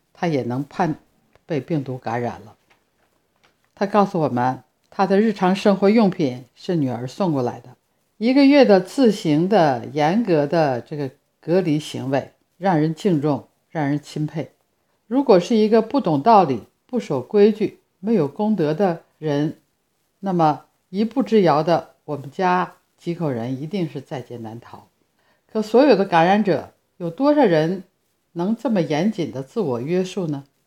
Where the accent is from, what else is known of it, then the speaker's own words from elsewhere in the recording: Harbin, Heilongjiang, China; now in Italy; 我的家乡哈尔滨